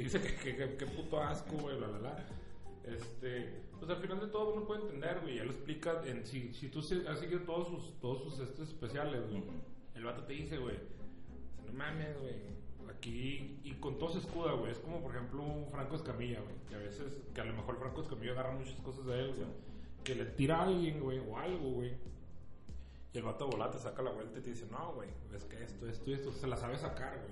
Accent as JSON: {"language": "Spanish", "country": "Mexico", "said": "yo como mexicano que vive en la frontera"}